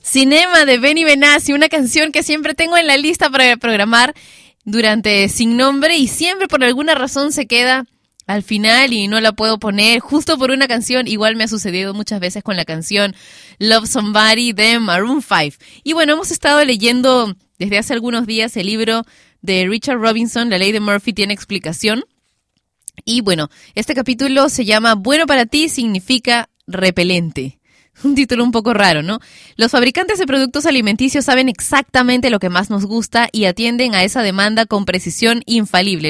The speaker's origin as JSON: {"language": "Spanish", "country": "Peru", "said": "en mi país, Perú."}